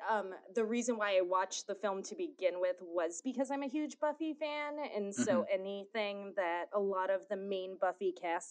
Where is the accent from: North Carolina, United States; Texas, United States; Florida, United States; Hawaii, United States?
Hawaii, United States; being born and raised in Hawaii